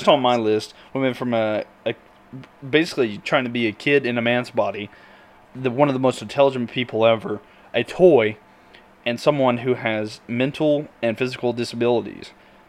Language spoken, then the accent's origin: English; North Carolina, United States; moved away; I grew up in North Carolina, so, like, it was very close to home for me.